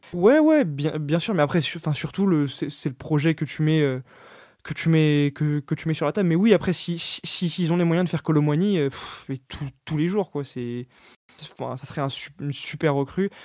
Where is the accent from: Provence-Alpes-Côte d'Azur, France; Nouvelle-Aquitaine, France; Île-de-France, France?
Île-de-France, France; also born or lived in Paris; je suis né à Paris, j'ai grandi en Ile-de-France